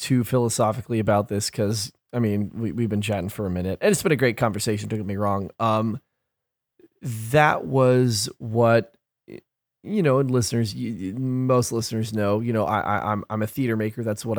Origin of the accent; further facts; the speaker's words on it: Gresham, Oregon, United States; We're all from Gresham, fam.